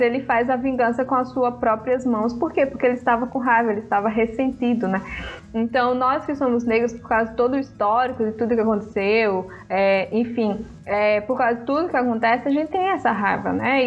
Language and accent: Portuguese; Brazil; also born or lived in Africa; eu fui criada aqui no Brasil, né? Mas ao mesmo tempo é, eu nasci lá